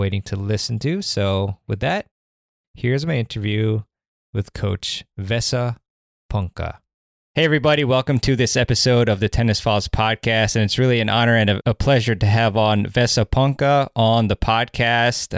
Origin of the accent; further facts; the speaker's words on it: Maryland, United States; Maryland is my home state